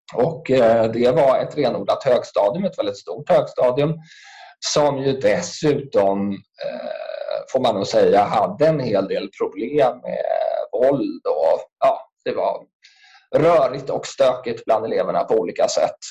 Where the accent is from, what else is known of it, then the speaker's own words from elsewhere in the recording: Stockholm, Stockholm County, Sweden; also born or lived in Bredäng; jag är ju född och uppväxt i eh, Sätra